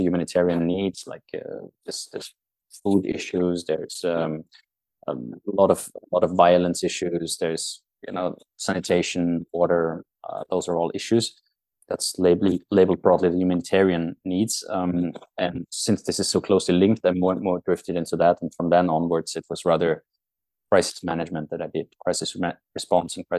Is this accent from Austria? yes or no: yes; Austria; moved away as an adult; now in Norway; I'm Austrian, but I'm not living there anymore. I haven't lived there for almost half my life